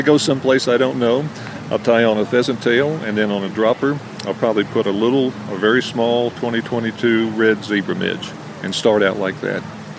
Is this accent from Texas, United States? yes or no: no; Missouri, United States; now in Colorado, United States; I grew up in Missouri.